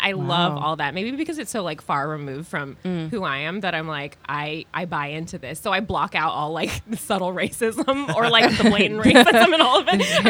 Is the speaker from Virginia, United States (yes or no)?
yes; Alexandria, Virginia, United States; now in New York, United States; No, I'm from Alexandria, Virginia, just outside of DC. Yeah. So still East Coast